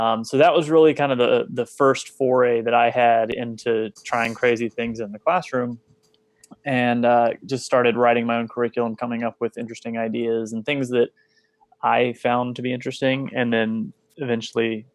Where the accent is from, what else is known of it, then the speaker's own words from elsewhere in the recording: Texas, United States; also born or lived in Kansas; I'm originally from Kansas and I grew up in Texas